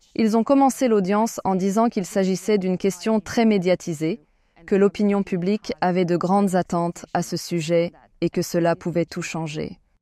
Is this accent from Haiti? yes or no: no; France; chez nous en France